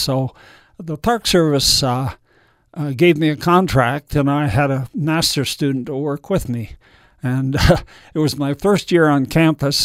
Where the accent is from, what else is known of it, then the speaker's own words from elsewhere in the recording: Canada; moved away; being Canadian, I thought I might move back there.